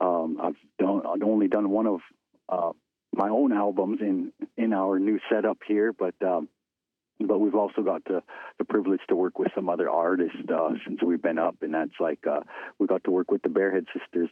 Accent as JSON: {"language": "English", "town": "Fort Belknap", "region": "Montana", "country": "United States", "tie": "born or raised there", "moved": "as an adult", "lives_now": "Fort Peck Indian Reservation, United States", "said": "I come from Fort Belknap, Montana, is where I'm enrolled, and I grew up there in Fort Belknap"}